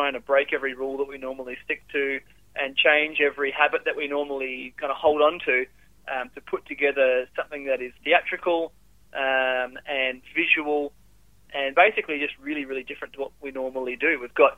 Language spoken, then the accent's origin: English; Perth, Western Australia, Australia; moved away as an adult; I grew up in Perth